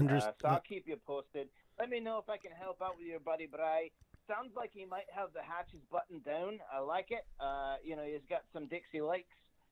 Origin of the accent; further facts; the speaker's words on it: Scotland, United Kingdom; now in Canada; I'm Scottish, so I'm a man among thieves here, if you will.